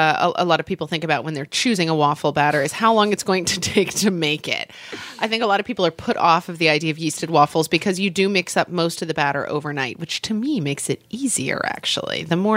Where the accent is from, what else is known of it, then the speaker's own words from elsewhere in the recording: United States; We Americans claim everything as our own.